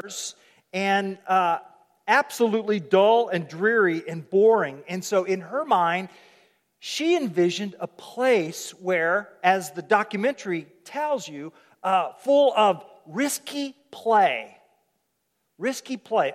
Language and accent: English; Oklahoma, United States; I'm from Oklahoma and Okies don't have accents